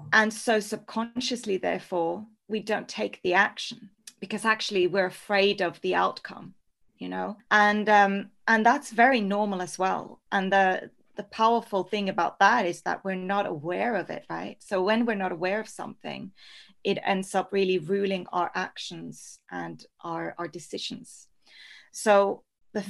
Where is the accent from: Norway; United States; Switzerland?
Norway; also born or lived in Spain; now in London, United Kingdom; So I'm originally from Norway, so true Scandi